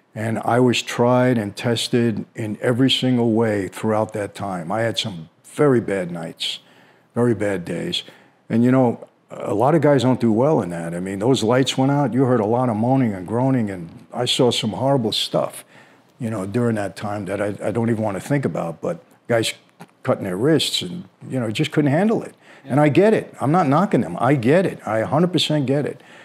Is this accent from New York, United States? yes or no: yes; New York City, New York, United States; we grew up in Brooklyn